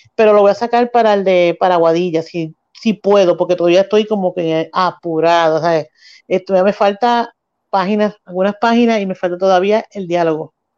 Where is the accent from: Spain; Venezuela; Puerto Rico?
Puerto Rico; Mayagüez; natural de Mayagüez, vivo y nací y, criada aquí en el área oeste